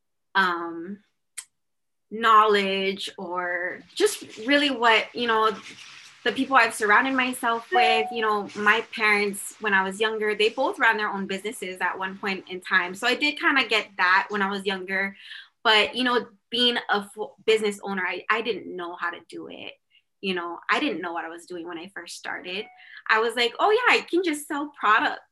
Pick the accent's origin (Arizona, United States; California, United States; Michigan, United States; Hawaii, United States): Hawaii, United States; Oahu; I was born on Oahu, and my dad is from Oahu